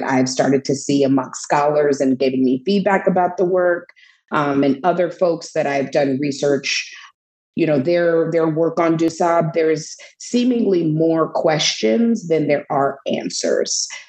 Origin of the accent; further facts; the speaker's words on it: Chicago, Illinois, United States; born and raised in the Chicagoland area, first south side of the city